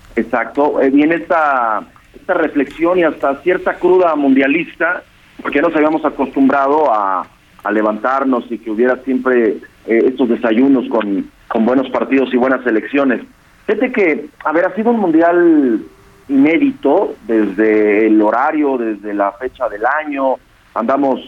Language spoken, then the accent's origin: Spanish; Mexico; nosotros como, como mexicanos